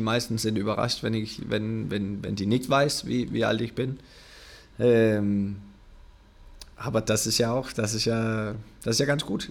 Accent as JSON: {"language": "German", "country": "Denmark", "tie": "born or raised there", "second_language": "German", "moved": "yes", "said": "ich habe diesen kleinen Verein da in, in Dänemark, äh, weit weg von alles"}